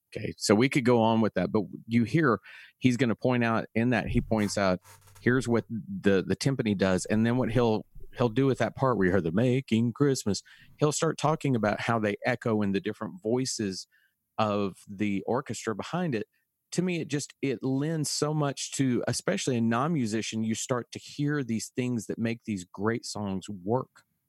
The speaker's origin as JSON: {"language": "English", "town": "Dallas", "region": "Texas", "country": "United States", "tie": "born or raised there", "said": "growing up in Dallas"}